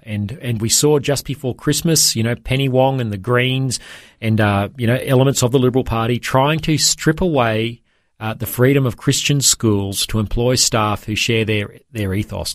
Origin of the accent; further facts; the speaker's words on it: Toowoomba, Queensland, Australia; my hometown of Toowoomba